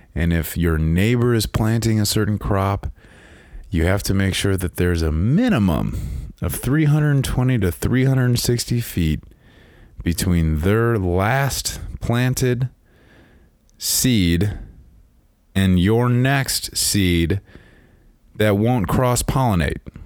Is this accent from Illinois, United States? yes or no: yes; Chicagoland area, Illinois, United States; I grew up in Chicago, land area